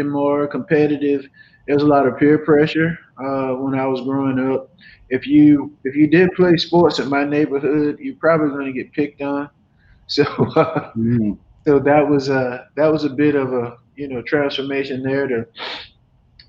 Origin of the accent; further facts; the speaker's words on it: Dothan, Alabama, United States; moved away; I'm from, as I mentioned, Dothan, Alabama, proudly known as the Wiregrass area in Southeast Alabama